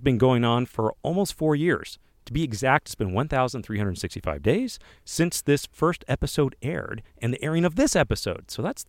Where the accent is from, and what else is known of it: Illinois, United States; now in Utah, United States